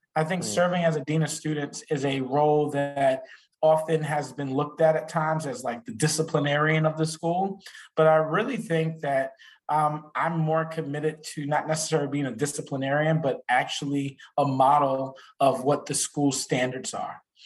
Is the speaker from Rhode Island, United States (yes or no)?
no; New York City, New York, United States; moved away; I'm originally from Brooklyn, New York